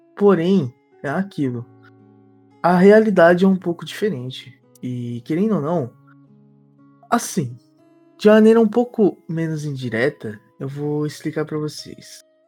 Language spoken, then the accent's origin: Portuguese; Brazil; moved away; somos brasileiros